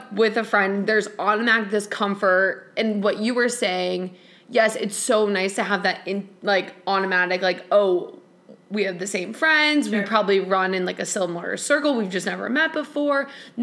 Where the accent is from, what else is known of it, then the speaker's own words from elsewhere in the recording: Chicago, Illinois, United States; I'm from Chicago